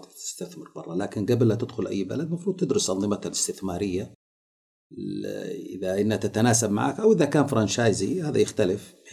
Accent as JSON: {"language": "Arabic", "country": "Saudi Arabia", "said": "انا اشوف مثلا الرز البخاري اللي عندنا في السعوديه لو انطلق برا الناس محتاجه له"}